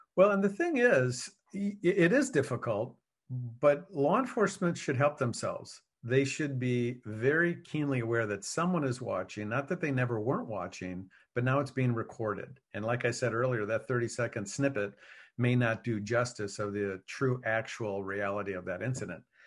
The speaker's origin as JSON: {"language": "English", "region": "Wisconsin", "country": "United States", "tie": "born or raised there", "said": "I was raised in Wisconsin"}